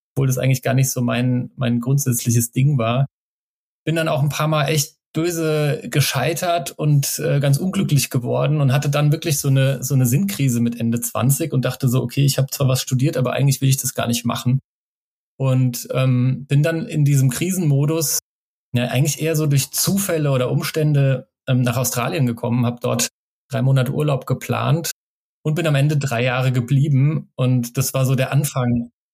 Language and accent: German; Germany; von meinem Heimatort an der Bergstraße